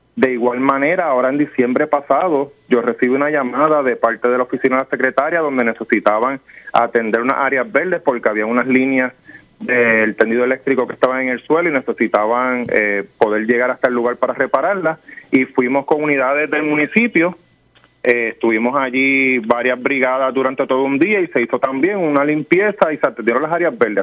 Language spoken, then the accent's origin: Spanish; Puerto Rico; como puertorriqueños todos